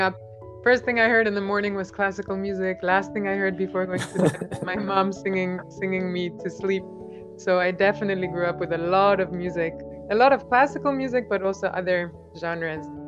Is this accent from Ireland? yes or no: no; Albania; first language Albanian; English is a second language; moved away as an adult; also born or lived in Edinburgh, Scotland; now in College Park, United States; I grew up in Albania